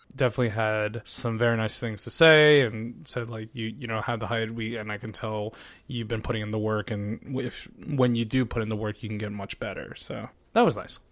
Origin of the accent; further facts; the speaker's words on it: Philippines; I'm Filipino